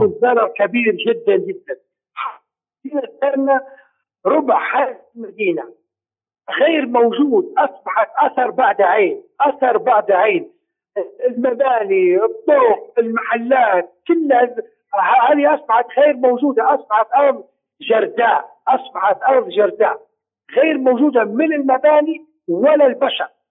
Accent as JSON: {"language": "Arabic", "country": "Libya", "said": "نحن كليبيين"}